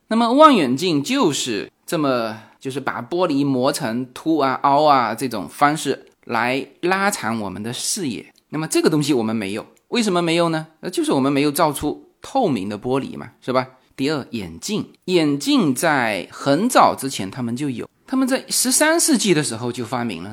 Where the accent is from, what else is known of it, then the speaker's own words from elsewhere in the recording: China; 为什么我们中国人没有想到呢？